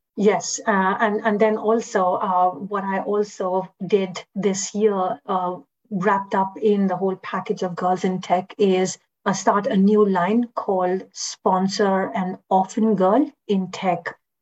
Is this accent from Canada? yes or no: no; India; moved away; as a foreigner also, I mean, as an Indian